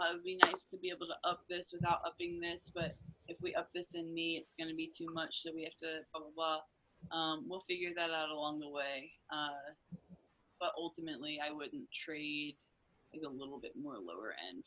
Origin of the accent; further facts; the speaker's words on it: Kentucky, United States; I was born in Kentucky.